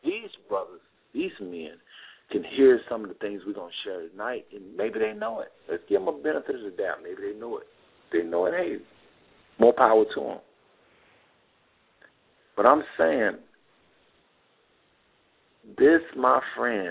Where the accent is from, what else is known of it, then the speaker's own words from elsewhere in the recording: Fort Worth, Texas, United States; I'm from Fort Worth